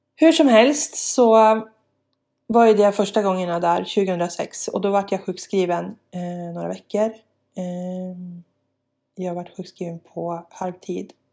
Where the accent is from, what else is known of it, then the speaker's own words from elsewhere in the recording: Jämtland, Sweden; also born or lived in Bolivia; växte jag upp där på landet, rätt så ensam